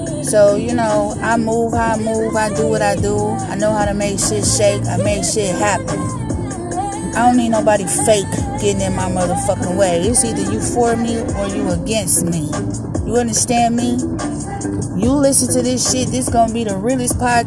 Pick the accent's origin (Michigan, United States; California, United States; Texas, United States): Michigan, United States; Detroit; Back home in the D, in my hometown